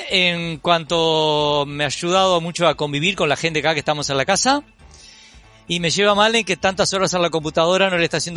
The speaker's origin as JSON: {"language": "Spanish", "town": "Juan Lacaze", "region": "Colonia", "country": "Uruguay", "tie": "born or raised there", "said": "soy originario de Juan Lacase, para los que no saben eso queda en el departamento de Colonia."}